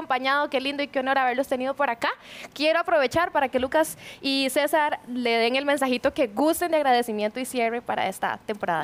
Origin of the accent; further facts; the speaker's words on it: Cartago, Costa Rica; moved away; also born or lived in Curridabat; Yo soy de Cartago, pero vivo en Curry